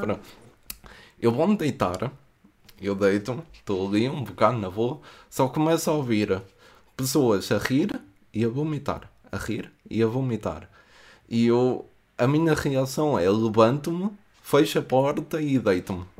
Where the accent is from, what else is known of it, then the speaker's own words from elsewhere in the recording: Coimbra, Centro, Portugal; eu venho de Coimbra